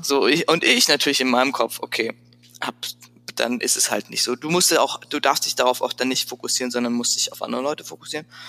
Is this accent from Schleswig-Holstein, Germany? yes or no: no; Frankfurt, Hesse, Germany; accent: Hessian; moved away as an adult; also born or lived in Paris / Milan / Freiburg / San Francisco; ich bin letztlich aufgewachsen in Frankfurt. Also geboren in Paris und dann sind wir ziemlich schnell nach Frankfurt gezogen und da bin ich zur Schule gegangen